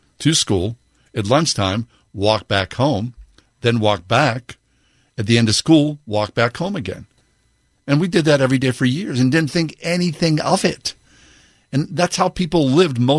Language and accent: English; Swissvale, Pennsylvania, United States; I grew up in Swissvale.